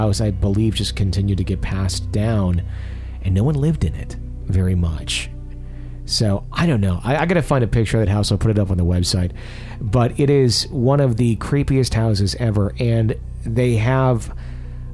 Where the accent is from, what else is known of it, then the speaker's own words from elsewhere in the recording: Fond du Lac, Wisconsin, United States; the mansion in my hometown in Fond du Lac that's close to my parents' house